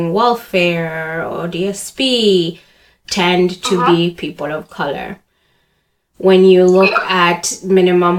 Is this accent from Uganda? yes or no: yes; Uganda; now in Canada; I hate saying I grew up in Canada because I was already like a fully developed human when I moved here. I was active in the Ugandan community